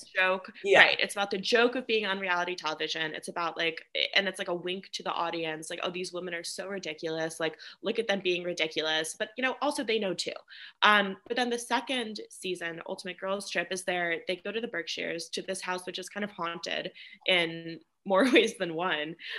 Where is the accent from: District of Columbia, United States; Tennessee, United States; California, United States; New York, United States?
New York, United States; I grew up in New York, and like my mom grew up in New York